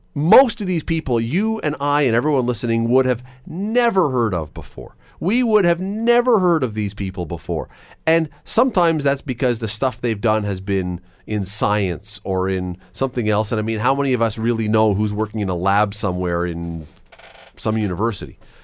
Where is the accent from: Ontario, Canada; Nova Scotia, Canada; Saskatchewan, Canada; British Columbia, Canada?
Ontario, Canada; Toronto; moved away as an adult; now in Hamilton, Canada; I grew up in Toronto until I was about nineteen years old